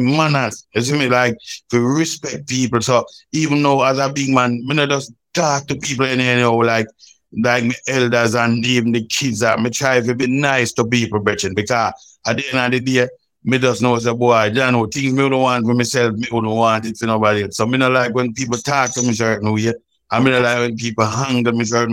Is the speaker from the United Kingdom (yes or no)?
no; Roses Valley near Balaclava, St. Elizabeth, Jamaica; when I grew up, my grandmother still, you know, it wasn't that rough because up in that countryside, it's a place called Roses Valley near Balaclava in St. Elizabeth